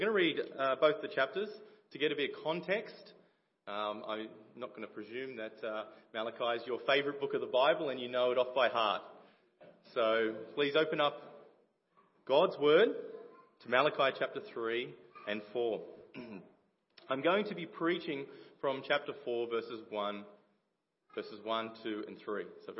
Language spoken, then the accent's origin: English; Liverpool, North West England, United Kingdom; I grew up in the Boys Brigade as well. So Liverpool Baps and many of the leaders here